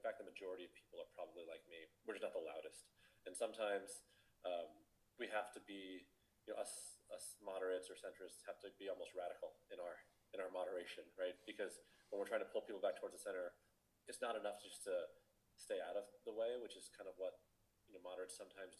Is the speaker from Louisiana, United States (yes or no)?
no; Arizona, United States; growing up in Arizona